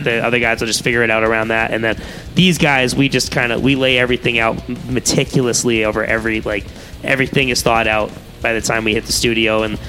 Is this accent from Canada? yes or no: no; Ashburnham, Massachusetts, United States; also born or lived in Dorchester, Massachusetts; I was born in Dorchester, then I ended up in Ashburnham, so I'm actually local, too.